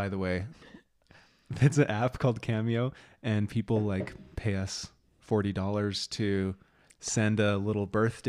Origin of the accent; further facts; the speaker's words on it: Boston, Massachusetts, United States; I am from Boston, and I think you would enjoy taking the RV up here to the Northeast.